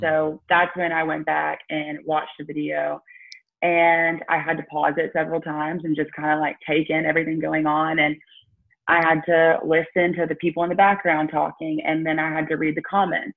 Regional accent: Tuscaloosa, Alabama, United States; growing up in Tuscaloosa

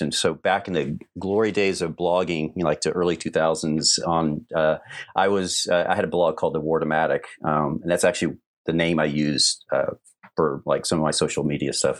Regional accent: Atlanta, Georgia, United States; I grew up in Atlanta area

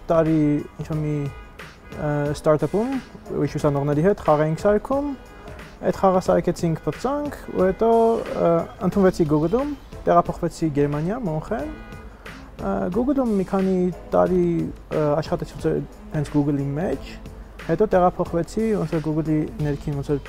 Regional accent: Netherlands; also born or lived in Armenia / Utrecht, Netherlands / Munich, Germany; ծնվել եմ Հայաստանում, բայց 6 տարեկանից դուրս ենք եկել Հայաստանից, գնացել ենք Հոլանդիա, Հոլանդիայում եմ մեծացել եւ Ուտրեխտի համալսարանում սովորել եմ։

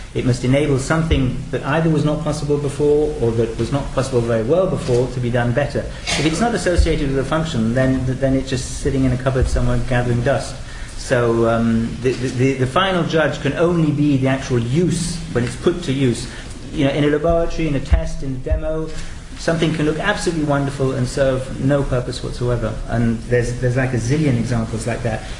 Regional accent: United Kingdom; moved away as an adult; now in France; I'm actually British and I've been living in France for 20 years.

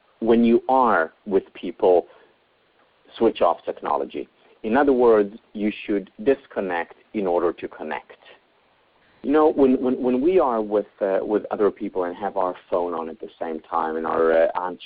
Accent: Israel; I grew up in Israel

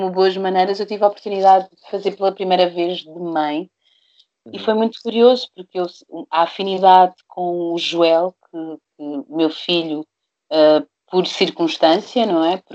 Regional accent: Brazil; moved away; do Brasil, eu lembro que eu, eu comecei a fazer, a, a, a, filmar um documentário só da minha mãe um documentário só do meu pai.

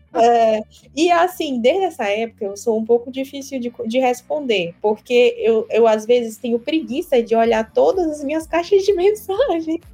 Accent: Maranhão, Brazil; eu sou do Maranhão

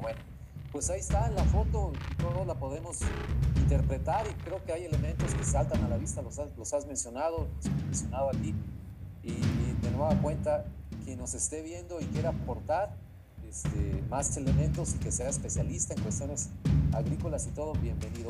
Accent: Mexico; now in United States; nosotros como mexicanos

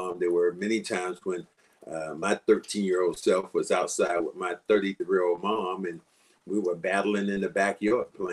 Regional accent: Kinston, North Carolina, United States; moved away as an adult; also born or lived in Charlotte; I did not love my hometown

